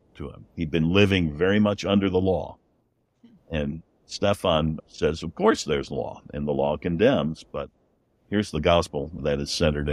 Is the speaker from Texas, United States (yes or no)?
no; Chicago, Illinois, United States; I was born in Chicago